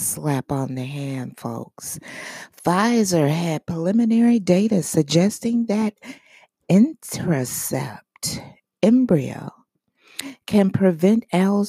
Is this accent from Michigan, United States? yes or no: yes; Michigan, United States; my home state of Michigan